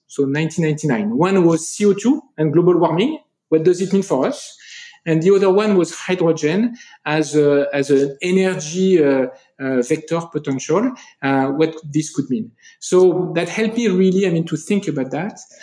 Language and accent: English; France; accent: French; English is a second language; if you listen to me you'll get my french accent